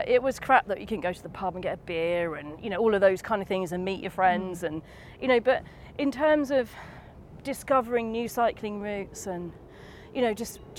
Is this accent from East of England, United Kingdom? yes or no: yes; Bishop's Stortford, East of England, United Kingdom; now in London, United Kingdom; You know, it's Bishop Stortford where I grew up.